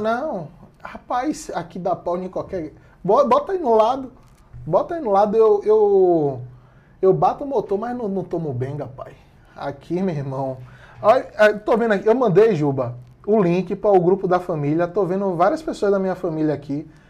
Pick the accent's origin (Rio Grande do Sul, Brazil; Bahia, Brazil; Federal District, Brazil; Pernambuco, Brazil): Bahia, Brazil; Salvador; que sou de Salvador